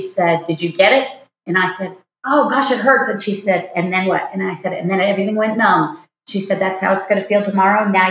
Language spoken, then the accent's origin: English; Seattle, Washington, United States; moved away; I grew up in Seattle, so I'm a water gal